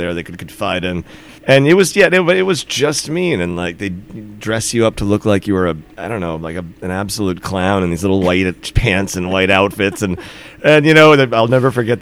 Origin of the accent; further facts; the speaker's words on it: New York City, New York, United States; moved away as an adult; also born or lived in Nantucket / Finland; I'm from the New York City area originally